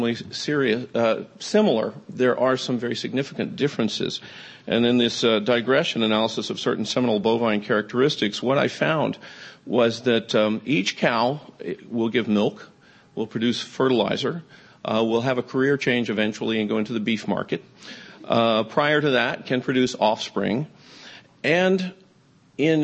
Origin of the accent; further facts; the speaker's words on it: Atlanta, Georgia, United States; I actually grew up in Atlanta.